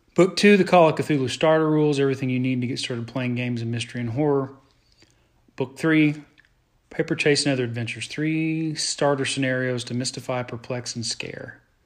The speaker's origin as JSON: {"language": "English", "area": "Tulsa area", "region": "Oklahoma", "country": "United States", "said": "moved back to the area"}